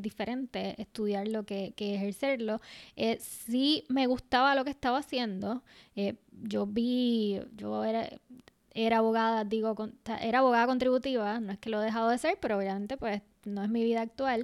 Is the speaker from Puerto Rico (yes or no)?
yes; Puerto Rico; lo que somos nosotras, las puertorriqueñas y las latinas